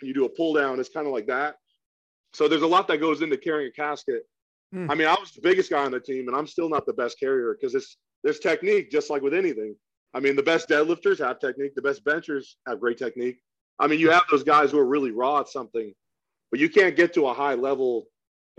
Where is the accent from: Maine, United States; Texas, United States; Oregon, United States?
Oregon, United States; moved away as an adult; I'm from Oregon originally